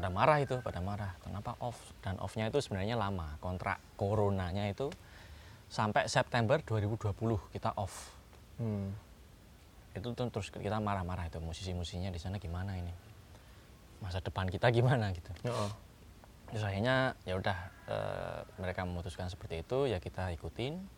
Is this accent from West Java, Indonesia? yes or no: no; Yogyakarta, Special Region of Yogyakarta, Indonesia; oke, eh, saya asli Jogja dan... Eh, saya pemain obo